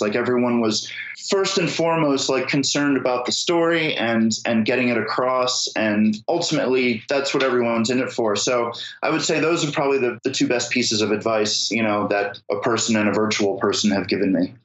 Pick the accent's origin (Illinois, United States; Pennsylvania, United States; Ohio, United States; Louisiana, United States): Pennsylvania, United States; Philadelphia; now in Brooklyn, United States; I live in Brooklyn, but I'm from Philadelphia originally